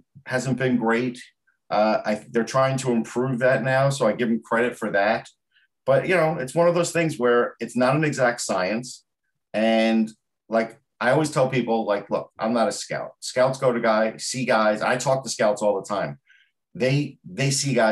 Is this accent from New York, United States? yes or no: yes; Long Island, New York, United States; I'm from Long Island